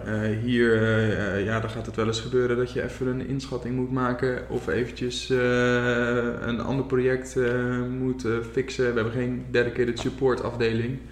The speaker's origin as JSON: {"language": "Dutch", "region": "Zeeland", "country": "Netherlands", "tie": "born or raised there", "also_born_or_lived": "Gouda / Rotterdam", "moved": "yes", "lives_now": "Dordrecht, Netherlands", "said": "Ik ben ooit geboren in Zeeland"}